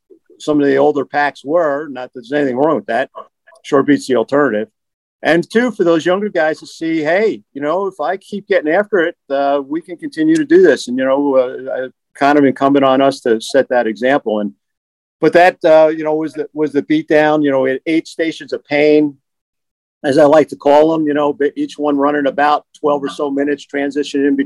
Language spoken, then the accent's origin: English; New Jersey, United States; I'm from Jersey